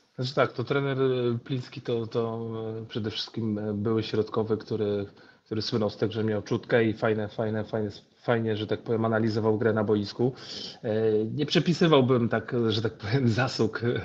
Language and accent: Polish; Gdańsk, Pomeranian Voivodeship, Poland; urodziłem się w Gdańsku, więc, więc jestem Polakiem. Moja mama jest Polką, mój ojciec Senegalczykiem, więc ja gdzieś tam e, urodziłem się, wychowałem się w Polsce